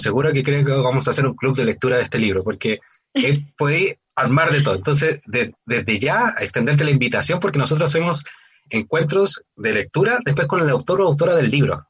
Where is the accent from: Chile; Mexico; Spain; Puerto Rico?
Chile; somos los chilenos y las chilenas